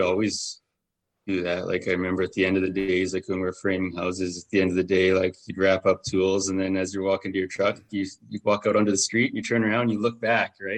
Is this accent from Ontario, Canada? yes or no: no; Medicine Hat, Alberta, Canada; I was born and raised here in Medicine Hat